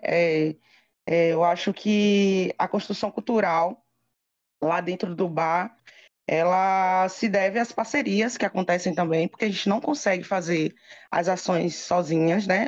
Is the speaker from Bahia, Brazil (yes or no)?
yes; Feira de Santana, Bahia, Brazil; moved away as an adult; also born or lived in Lençóis; vim morar em Feira de Santana, que eu sou de Feira de Santana, morei oito anos em Lençóis